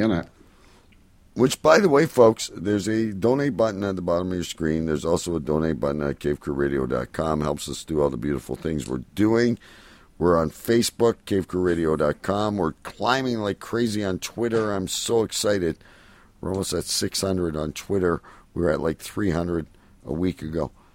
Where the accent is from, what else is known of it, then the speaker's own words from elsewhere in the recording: Windsor area, Ontario, Canada; it comes from my hometown